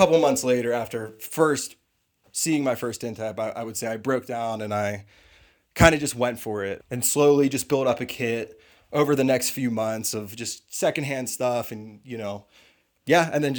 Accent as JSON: {"language": "English", "region": "Pennsylvania", "country": "United States", "moved": "as an adult", "lives_now": "Colorado, United States", "said": "But yeah, I'm from Pennsylvania, and I just recently moved out here to Colorado, let's say 7 months ago."}